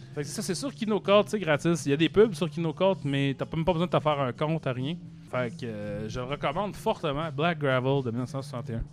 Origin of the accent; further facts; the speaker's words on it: Arvida, Quebec, Canada; je viens d'Arvida, mettons, Arvida, c'est une ville industrielle